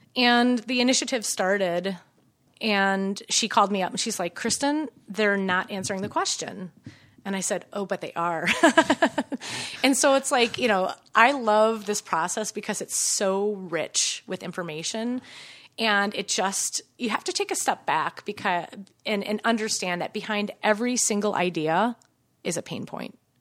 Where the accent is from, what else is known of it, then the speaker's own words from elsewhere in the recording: Minnesota, United States; also born or lived in Chicago; I grew up in Minnesota